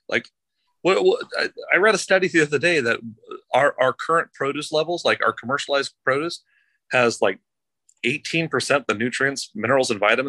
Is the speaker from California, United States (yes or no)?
yes; Los Angeles, California, United States; well, listen, we're from Los Angeles.